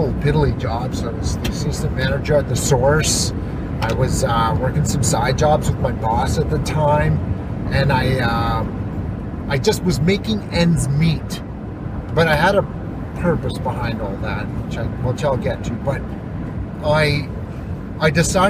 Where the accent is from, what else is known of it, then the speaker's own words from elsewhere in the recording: Sault Ste. Marie, Ontario, Canada; moved away as an adult; now in Fort Nelson, Canada; So I come from Sault Ste. Marie, Ontario, born and raised. I lived there until, 2011.